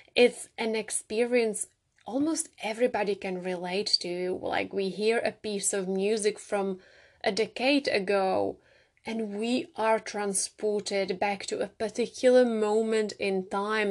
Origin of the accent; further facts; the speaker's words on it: Czechia; moved away; I grew up in the Czech Republic